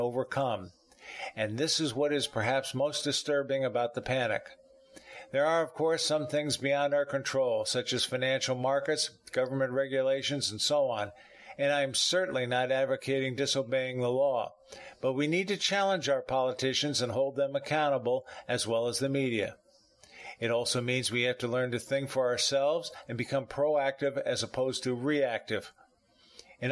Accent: the South, United States; now in Palm Harbor, United States; I'm from the South

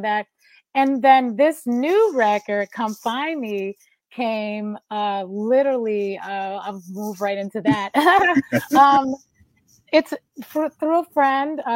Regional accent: Detroit, Michigan, United States; I'm from Detroit. Born and raised

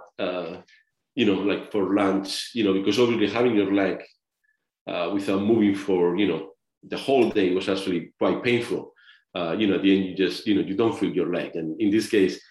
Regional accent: Spain; moved away; I'm from Spain

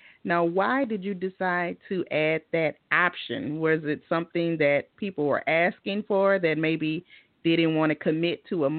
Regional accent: the South, United States; I'm from the South, so we say Fili.

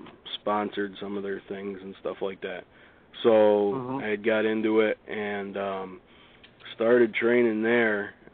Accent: Amsterdam, New York, United States; I'm born and raised in Amsterdam here, so in Schenectady, which is about 10-15 minutes away from Amsterdam.

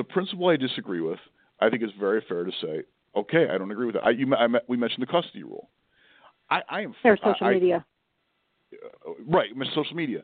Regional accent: Buffalo, New York, United States; moved away; I grew up in Buffalo, New York, which is more Midwestern than East Coast

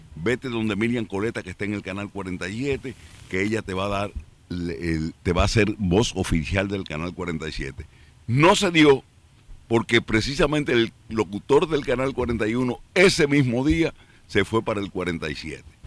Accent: Jarabacoa, La Vega, Dominican Republic; moved away as an adult; now in New York, United States; yo nací en el punto turístico que en ese tiempo no lo era de los más importantes de República Dominicana y único porque es Jarabacoa

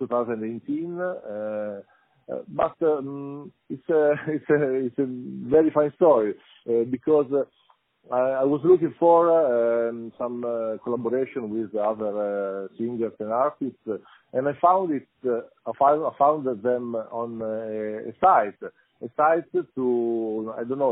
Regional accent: Rimini, Emilia-Romagna, Italy; English is a second language; I'm from Rimini, Italy

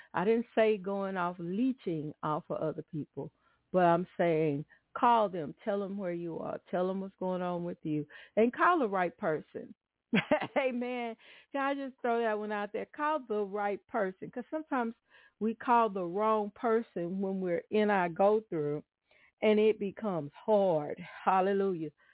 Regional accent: Atlanta, Texas, United States; I grew up in Atlanta, Texas, and I remember, um, well, really was Douglasville

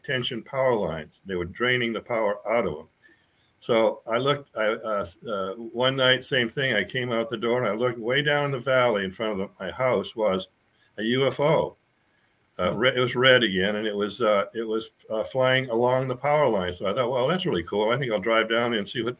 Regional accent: Maine, United States; now in Sedona, United States; I grew up in Maine

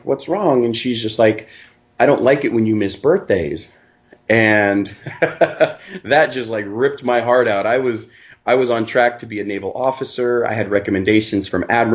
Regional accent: Pacific Northwest, Washington, United States; moved away as an adult; I was raised in the Pacific Northwest of Washington State in the United States

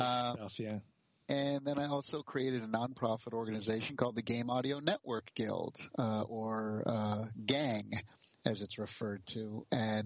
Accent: East Coast of the U.S., United States; moved away as an adult; also born or lived in California; I grew up on the East Coast of the U.S., and when I turned 21, I got in my car and just literally left my parents crying on the doorstep and went to California

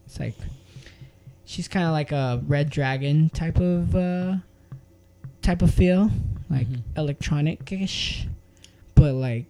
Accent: El Paso, Texas, United States; moved away; the neighborhood that where I grew up, which is Central El Paso

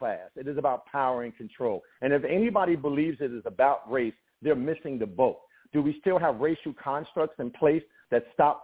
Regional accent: United States; I'm black American

